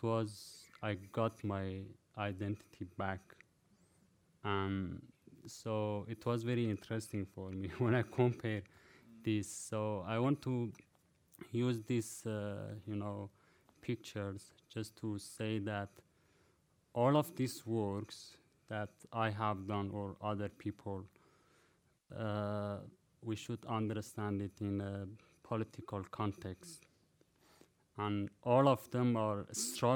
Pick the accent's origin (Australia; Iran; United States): Iran; Ilam, Ilam Province; moved away as an adult; So I was born in Ilam. So I was born in war.